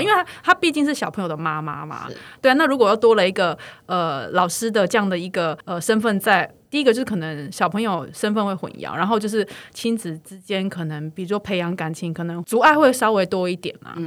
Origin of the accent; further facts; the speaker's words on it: Tainan, Taiwan; moved away as an adult; now in Taipei, Taiwan; 我台南人，台南人嘛